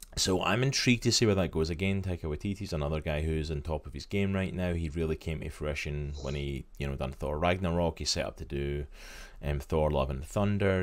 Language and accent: English; Scotland, United Kingdom; my home country, Scotland.